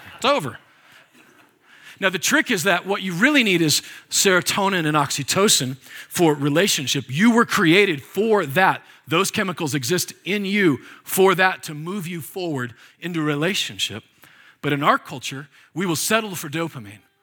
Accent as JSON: {"language": "English", "region": "Nebraska", "country": "United States", "tie": "born or raised there", "said": "I was born and raised there, by the way, and on the Oregon Trail."}